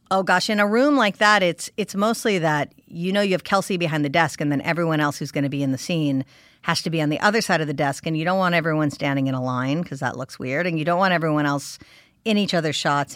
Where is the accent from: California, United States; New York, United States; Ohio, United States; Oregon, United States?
California, United States; I'm a California girl. I am born and raised in California